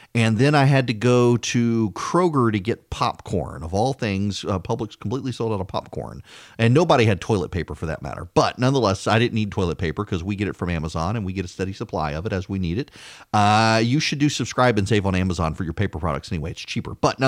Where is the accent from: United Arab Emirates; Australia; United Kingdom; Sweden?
United Arab Emirates; Dubai; I grew up in Dubai. And when we lived in Dubai, every few months, because our visas had to be renewed